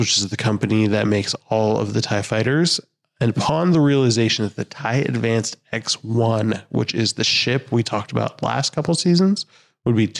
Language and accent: English; United States; I'm American